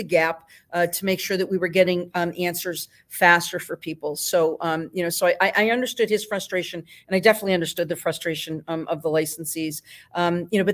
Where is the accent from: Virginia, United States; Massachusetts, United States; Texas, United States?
Massachusetts, United States; Easthampton; I will be in my hometown